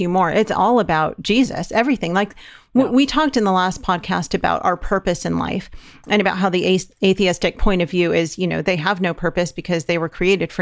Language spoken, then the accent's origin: English; California, United States; moved away; We're from California